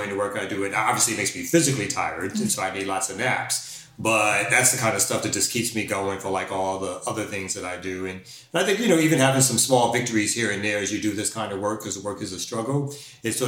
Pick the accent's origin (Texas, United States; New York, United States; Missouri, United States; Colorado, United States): New York, United States; New York City; moved away as an adult; I'm originally from Brooklyn, New York